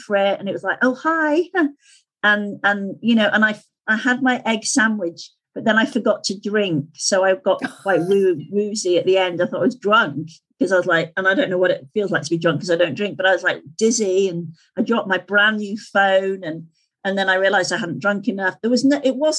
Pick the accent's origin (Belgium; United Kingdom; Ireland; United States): United Kingdom; Skipton, Yorkshire and the Humber; into Skipton, into my hometown